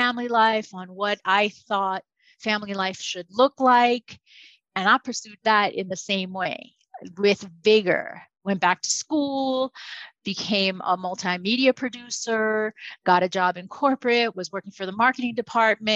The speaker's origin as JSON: {"language": "English", "town": "New York City", "region": "New York", "country": "United States", "tie": "born or raised there", "also_born_or_lived": "Hollywood", "moved": "yes", "said": "I grew up in the Bronx. I grew up in New York City"}